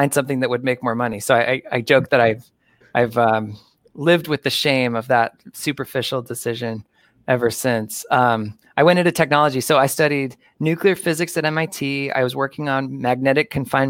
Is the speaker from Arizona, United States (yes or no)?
yes; suburb of Phoenix, Arizona, United States; moved away as an adult; also born or lived in Milwaukee, Wisconsin; moved back to my hometown. It's a suburb of Phoenix, Arizona